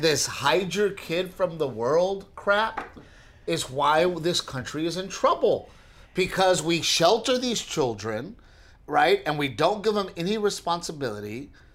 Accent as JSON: {"language": "English", "town": "Portland", "region": "Texas", "country": "United States", "tie": "born or raised there", "moved": "yes", "said": "growing up in Gregory Portland"}